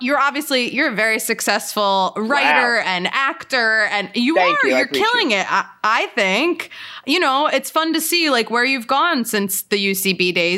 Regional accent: Lower Merion, Pennsylvania, United States; I'm from Lower Merion. It's outside of Philly.

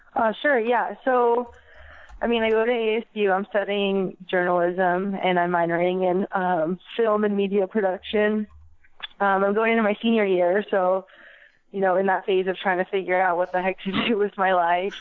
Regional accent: East Valley, Arizona, United States; born and raised um, from the East Valley

